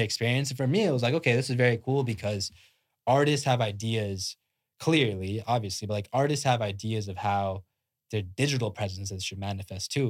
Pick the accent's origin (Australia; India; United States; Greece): India; moved away; I'm I'm Indian, like fully born and born in India, came out here like Indian immigrant.